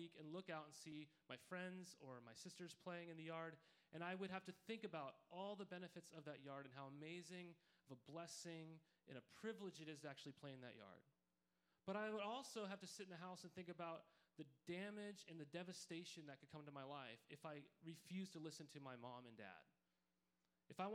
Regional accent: Montana, United States; growing up in Montana was a place you could play in just like it was heaven any season of the year

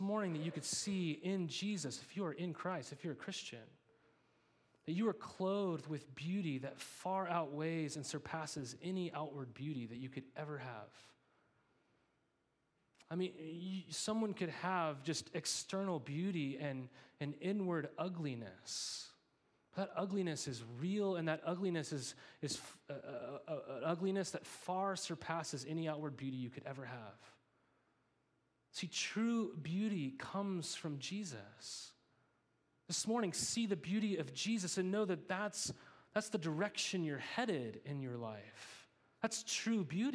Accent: Montana, United States; I grew up in Montana

